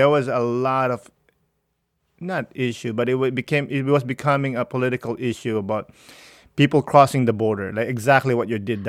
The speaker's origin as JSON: {"language": "English", "country": "Philippines", "moved": "yes", "lives_now": "Canada", "said": "I'm a Filipino and Canadian."}